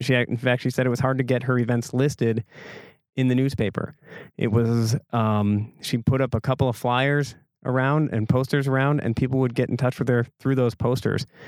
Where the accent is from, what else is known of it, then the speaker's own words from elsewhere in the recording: Egg Harbor, Wisconsin, United States; growing up in Egg Harbor, it was, it was definitely a different vibe here